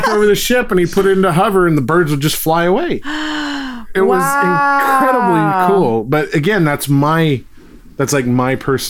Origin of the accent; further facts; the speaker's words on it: Philippines; I'm Filipino.